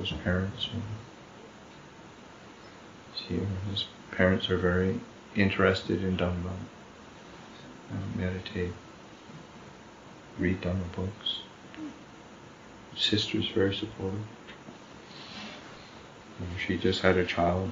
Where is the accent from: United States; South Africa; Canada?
Canada; Neepawa, Manitoba; moved away; also born or lived in Winnipeg, Manitoba; We grew up together in Nepal, and then we were in the city together